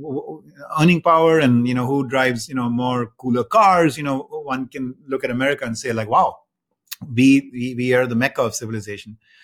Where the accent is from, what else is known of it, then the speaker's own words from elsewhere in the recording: India; moved away as an adult; now in United States; I grew up in India and, um, I moved to the United States after, after college